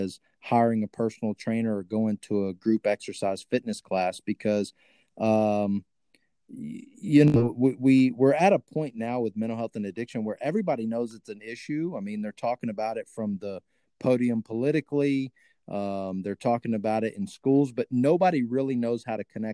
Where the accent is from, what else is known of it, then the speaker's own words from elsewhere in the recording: Texas, United States; accent: hillbilly; when I talk to my redneck folks back in Texas, boy, I get hillbilly real quick